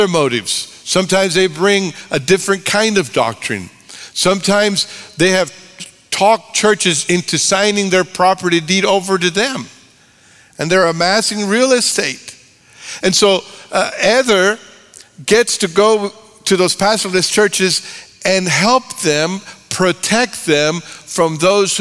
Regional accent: Texas, United States; I'm from Texas.

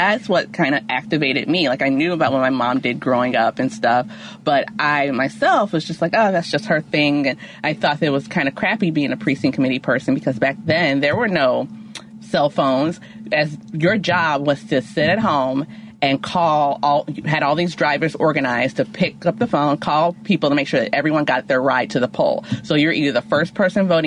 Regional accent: East St. Louis, Illinois, United States; I grew up in East St. Louis, Illinois

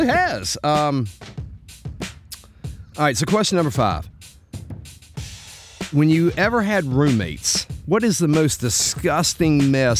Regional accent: United States; as an American

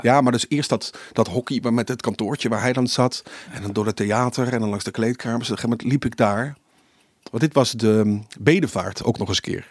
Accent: Limburg, Netherlands; En dan moet je als Limburgse jongen, eh, je doet eerst voor je gedoopt, dan doe je de communie en dan het vormsel.

